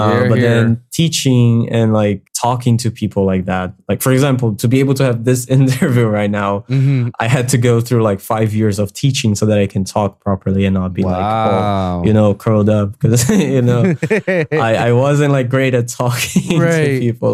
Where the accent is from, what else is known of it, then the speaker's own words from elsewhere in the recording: Brazil; accent: Brazilian; English is a second language; improving my accent so that I don't sound too Brazilian, because I don't like the Brazilian accent.